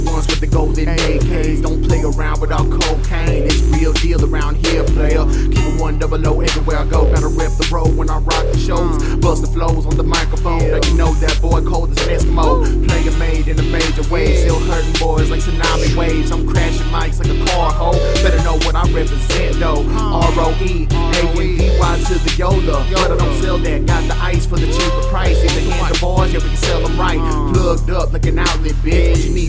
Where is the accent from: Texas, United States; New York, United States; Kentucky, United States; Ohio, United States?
Texas, United States; I represent from the north, but I'm from Texas, so I'm from the south.